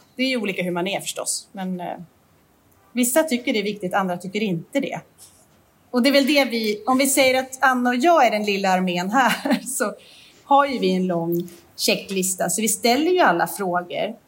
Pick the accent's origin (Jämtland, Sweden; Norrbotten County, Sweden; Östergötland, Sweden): Jämtland, Sweden; moved away; där vi kommer ifrån uppe i jämtländska skogen